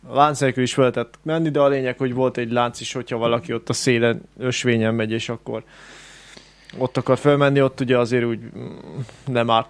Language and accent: Hungarian; Great Hungarian Plain, Hungary; alföldiek vagyunk